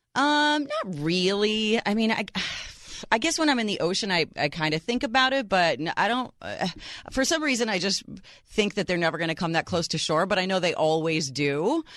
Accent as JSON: {"language": "English", "town": "Chicago", "region": "Illinois", "country": "United States", "tie": "born or raised there", "said": "my hometown, Chi Town, Chicago, Illinois"}